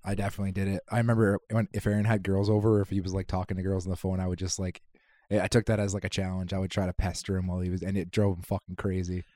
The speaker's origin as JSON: {"language": "English", "town": "Kitimat", "region": "British Columbia", "country": "Canada", "said": "I hail from Kitimat, B C"}